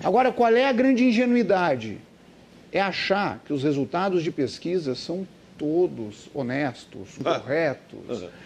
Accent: Santa Maria, Rio Grande do Sul, Brazil; Como sou de Santa Maria

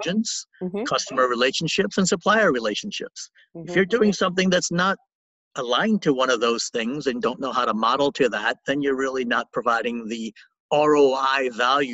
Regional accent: New Orleans, Louisiana, United States; I was born and raised in New Orleans

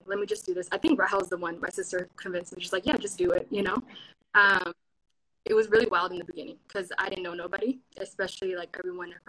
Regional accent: Seattle, Washington, United States; I'm from Seattle

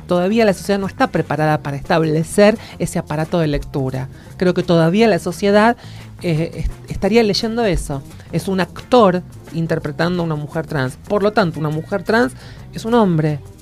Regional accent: Argentina; mi orgullo como argentina

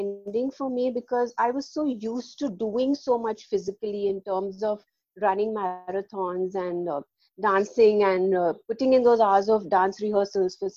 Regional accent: Mumbai, Maharashtra, India; I'm from Mumbai in India

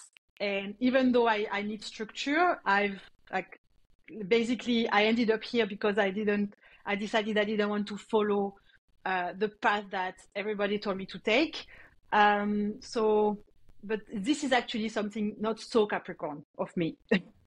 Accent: near Montpellier, Occitania, France; accent: French; English is a second language; also born or lived in New Caledonia; now in Sydney, Australia; I was born in France, next to Montpellier, a little town next to Montpellier

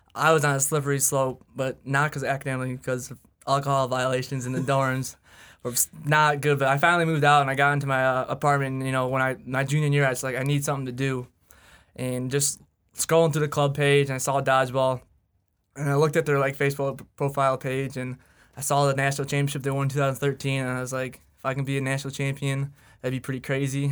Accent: Sterling Heights, Michigan, United States; I am straight down the road from in Sterling Heights, Michigan.

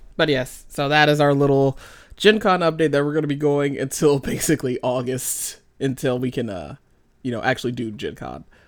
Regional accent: United States; moved away; we're American, so we're kinda like, hey, we speak English together

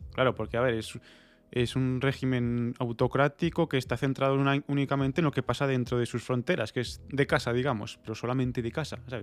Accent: Spain; yo soy español por, porque es una, yo qué sé, por convención, es una contingencia que tengo en mi vida por haber nacido en, este suelo

